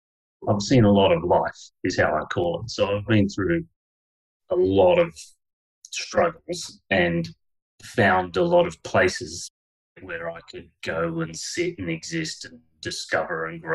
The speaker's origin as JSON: {"language": "English", "country": "Canada", "tie": "born there", "said": "When I went over to Canada, I was born in Canada."}